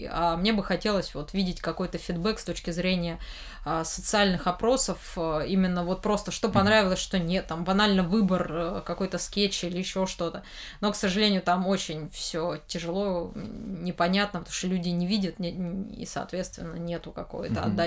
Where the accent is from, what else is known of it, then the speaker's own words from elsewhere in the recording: Moscow, Russia; Э, потому что я из Москвы, и, ну, этот Женя... Э, Дим Яковлев, он в Питере больше, наверное, там, а я вот здесь как-то